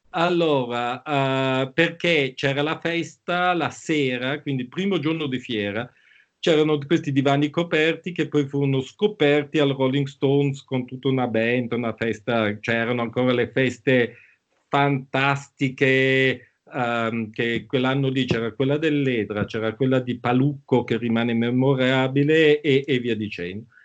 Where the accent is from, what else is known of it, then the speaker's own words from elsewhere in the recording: Bangkok, Thailand; born there; io sono nato a Bangkok, quindi mi sento un po' asiatico